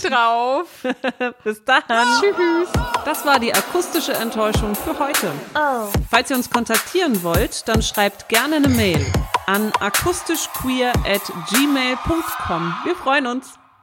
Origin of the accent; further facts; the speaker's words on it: Southern Germany, Germany; moved away; ich komme ja aus mhm. Süddeutschland, bei meinen Eltern